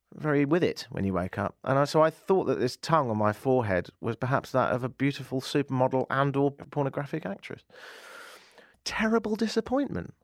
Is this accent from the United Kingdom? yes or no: yes; United Kingdom; now in Canada; me being British